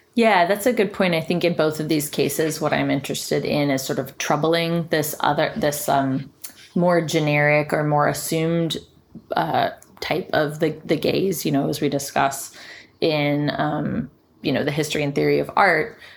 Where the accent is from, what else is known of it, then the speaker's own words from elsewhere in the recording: Richmond, Virginia, United States; moved away; in my hometown, Richmond, Virginia